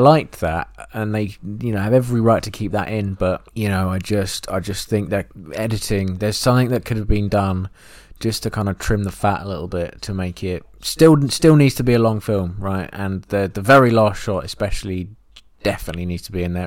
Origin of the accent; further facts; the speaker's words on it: England, United Kingdom; an English person who has never been to that part of the world